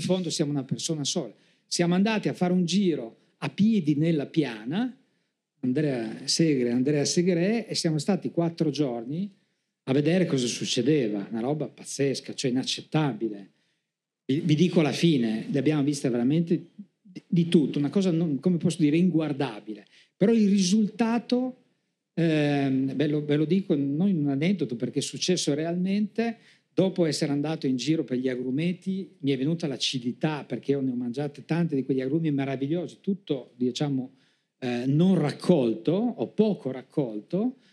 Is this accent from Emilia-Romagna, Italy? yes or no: no; Trieste, Friuli-Venezia Giulia, Italy; io sono di Trieste